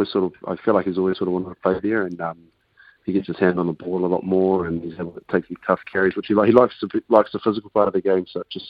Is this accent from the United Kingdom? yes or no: no; Canberra, Australian Capital Territory, Australia; moved away; I was born in Canberra as well